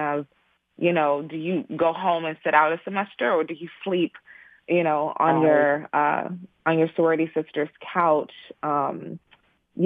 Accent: Houston, Texas, United States; I am originally from Houston, Texas, born and raised by way of Nigerian immigrant parents

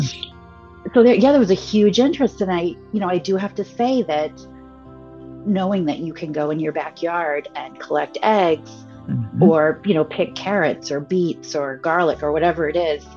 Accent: New England, United States; I grew up in New England.

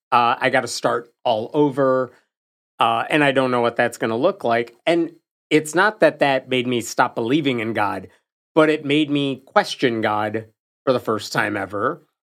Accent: Chicago, Illinois, United States; I grew up in and around Chicago, different parts of the suburbs

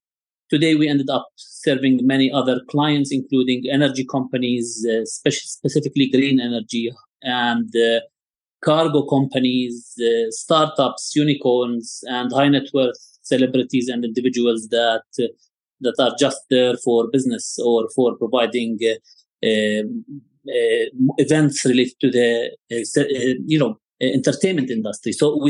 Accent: Jerusalem, Jerusalem District, Israel; also born or lived in West Bank; So, born and raised in Jerusalem, and I've studied in the West Bank. I've always lived in a challenging political environment.

